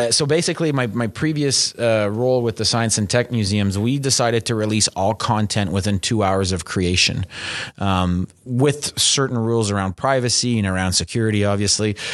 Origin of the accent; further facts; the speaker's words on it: Canada; we're Canadian